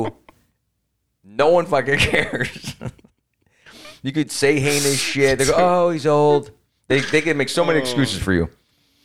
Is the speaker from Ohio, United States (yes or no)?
yes; Cleveland, Ohio, United States; I'm from Cleveland